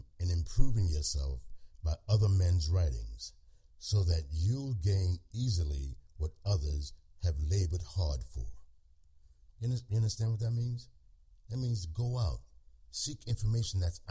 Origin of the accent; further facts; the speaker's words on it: United States; What I am is an American who seeks the truth